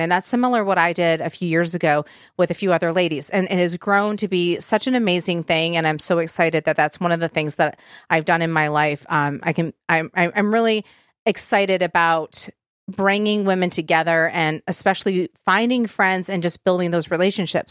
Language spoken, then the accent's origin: English; Michigan, United States; I'm from Michigan